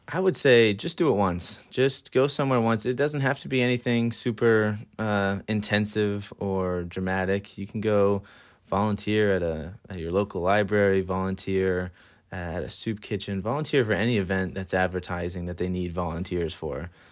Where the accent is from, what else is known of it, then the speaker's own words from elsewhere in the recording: Dublin, Leinster, Ireland; also born or lived in Columbus, Georgia; now in Bethel, United States; I am from Dublin, Ireland, but I live in Columbus, Georgia